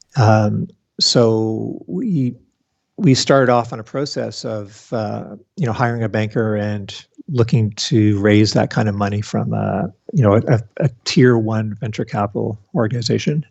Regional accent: Canada; also born or lived in Toronto; being a Canadian in Toronto working for the Sun Microsystems branch in Canada

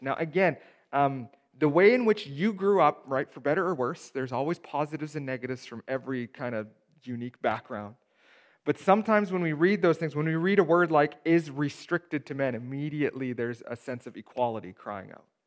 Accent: Steinbach, Manitoba, Canada; I grew up in Steinbach

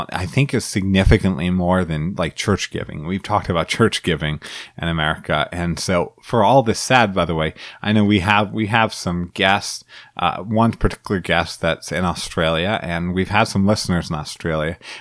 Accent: Illinois, United States; Illinois, where I'm from

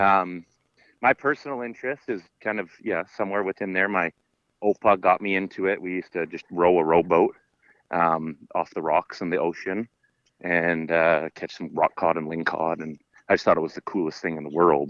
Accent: Sunshine Coast, Lower Mainland, British Columbia, Canada; also born or lived in Terrace, British Columbia; now in Vancouver Island, Canada; I grew up on the Lower Mainland, so on the Sunshine Coast.

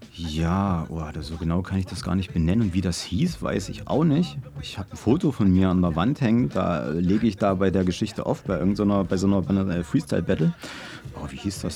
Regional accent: Halle, Saxony-Anhalt, Germany; Halle Saale geboren, bin immer noch da, werde wahrscheinlich für immer da bleiben

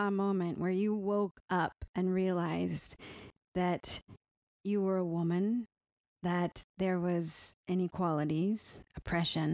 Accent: California, United States; moved away; I was raised in California

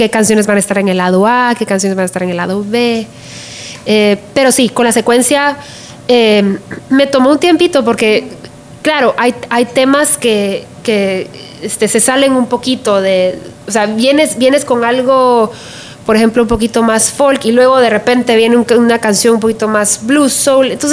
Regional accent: Guatemala; now in United States; que hablan de mi experiencia, de cómo vine yo desde Guatemala, aquí, a Estados Unidos y todo lo que estoy viendo alrededor mío.

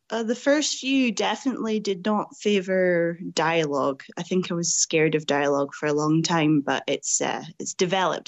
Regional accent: Scotland, United Kingdom; growing up in Scotland

